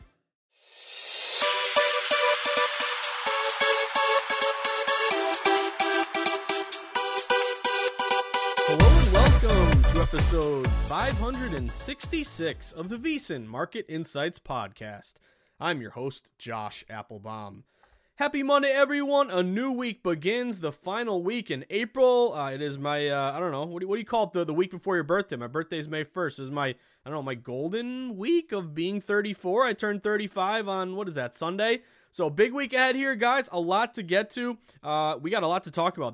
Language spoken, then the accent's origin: English; the Berkshires, Western Massachusetts, United States; also born or lived in Vermont / Boston, Massachusetts / Westford, Massachusetts; Grew up in Western Massachusetts in the Berkshires